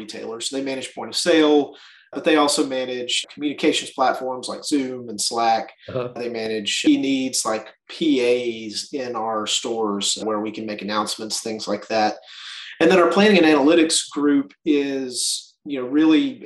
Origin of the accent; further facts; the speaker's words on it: Birmingham, Alabama, United States; also born or lived in Springfield, Missouri; I grew up here in Birmingham. We are headquartered here in Birmingham, so this is home for me